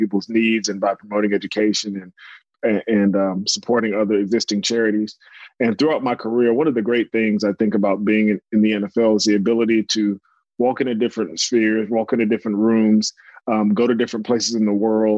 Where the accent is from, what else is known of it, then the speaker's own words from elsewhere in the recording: Norfolk, Virginia, South Carolina, United States; I was born in Norfolk, Virginia, lived in South Carolina in high school